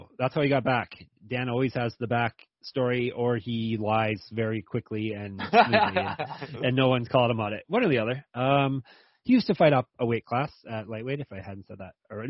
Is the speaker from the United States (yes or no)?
no; Canada; As close as I'm going to. As close as a Canadian's going to get a difficult Chinese name.